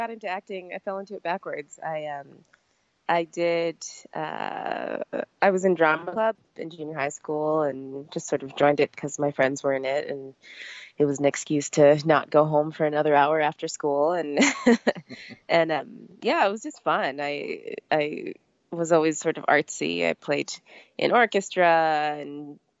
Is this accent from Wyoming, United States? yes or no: yes; Laramie, Wyoming, United States; I grew up in Laramie, Wyoming, so we had a pretty small program